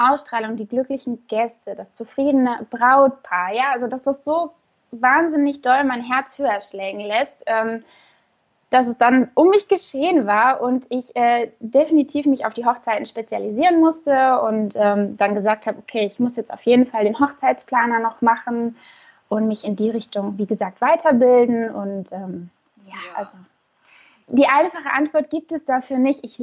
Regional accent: Karlsruhe, Baden-Württemberg, Germany; also born or lived in Bonn; now in Gran Canaria, Spain; Also ich bin äh, ursprünglich aus Karlsruhe

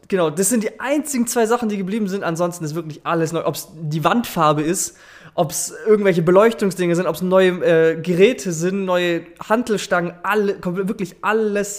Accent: Stuttgart, Baden-Württemberg, Germany; ich komme aus Stuttgart

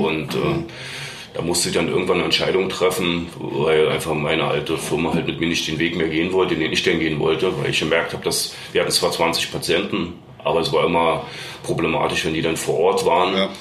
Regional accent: Berlin, Germany; moved away as an adult; now in Bavaria, Germany; ich bin ja eigentlich geboren in Berlin, bin jetzt auch schon seit über 20 Jahren glücklich in Bayern

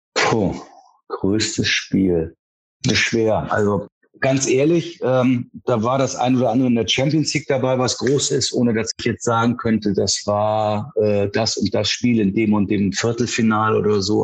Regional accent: Hamburg, Germany; also born or lived in Baden-Württemberg; ich bin in, in Wandsbek aufgewachsen

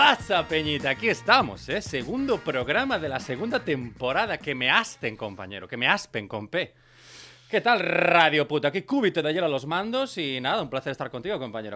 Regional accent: Brión, Galicia, Spain; now in Catalonia, Spain; en mi pueblo, en Brión, la última vez que fui a Brión

